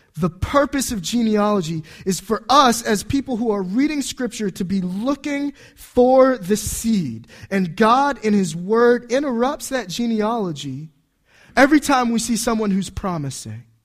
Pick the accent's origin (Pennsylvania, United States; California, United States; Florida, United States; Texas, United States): Florida, United States; Homestead; moved away; also born or lived in Washington, D.C. metropolitan area; I was born in an Air Force base in Homestead, Florida, that doesn't exist anymore, or at least a hospital that doesn't exist. Uh, my wife traces her ancestry back to people who signed the Declaration of Independence. She's from New Jersey. I'm from Florida